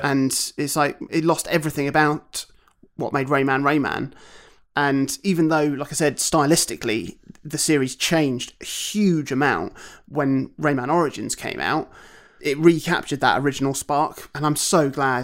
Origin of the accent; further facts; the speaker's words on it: Broadstairs, South East England, United Kingdom; my hometown of Broadstairs